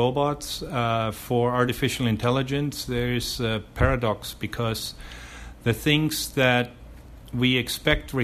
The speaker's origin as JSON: {"language": "English", "town": "Munich", "region": "Bavaria", "country": "Germany", "tie": "born or raised there", "also_born_or_lived": "Calgary, Canada / Auckland, New Zealand / Winnipeg, Canada", "moved": "as an adult", "lives_now": "Taipei, Taiwan", "said": "I was born in Germany, in Munich, and first 24 years of my life, I was very much involved in sports"}